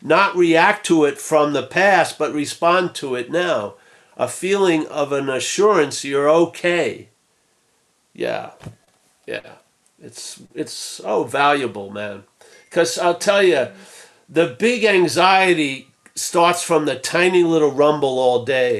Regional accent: Rockville Centre, New York, United States; accent: Long Island; I'm from Rockville Center, Long Island

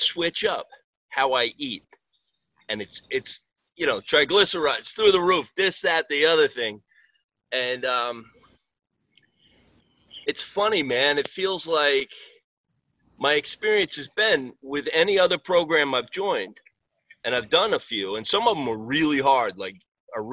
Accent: Greenport, New York, United States; also born or lived in Riverhead, New York; I'm originally from Greenport, Long Island. I live in Riverhead now.

